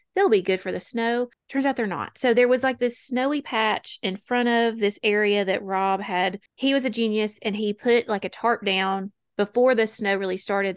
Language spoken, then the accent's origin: English; Alabama, United States; we're from Alabama